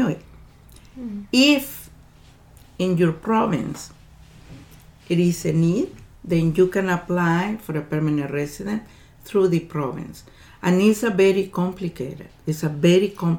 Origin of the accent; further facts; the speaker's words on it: El Salvador; now in Canada; I'm originally from El Salvador